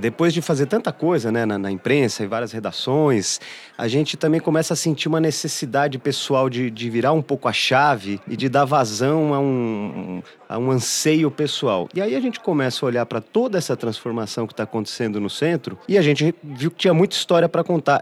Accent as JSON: {"language": "Portuguese", "region": "São Paulo", "country": "Brazil", "tie": "born or raised there", "said": "eu sou paulistano, eu nasci e fui fui criado aqui"}